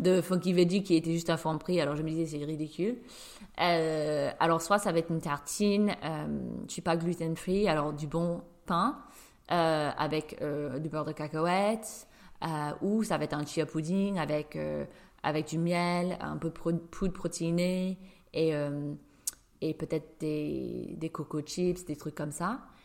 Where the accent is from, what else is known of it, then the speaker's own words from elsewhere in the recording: New York, United States; now in Paris, France; je suis une Américaine de New York qui vit à Paris